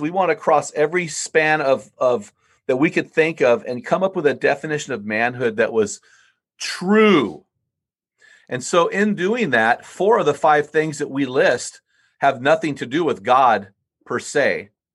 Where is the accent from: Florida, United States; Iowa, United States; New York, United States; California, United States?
California, United States; San Luis Obispo; my hometown, San Luis Obispo, California